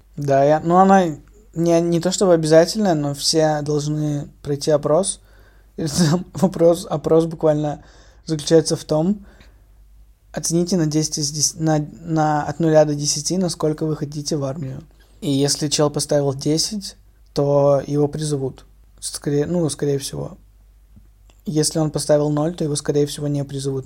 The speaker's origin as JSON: {"language": "Russian", "country": "Russia", "moved": "as an adult", "said": "я русский и что я из России"}